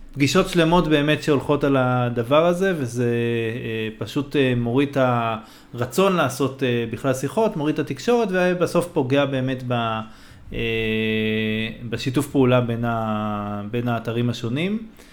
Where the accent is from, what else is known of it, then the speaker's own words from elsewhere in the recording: Israel; בתור ישראלי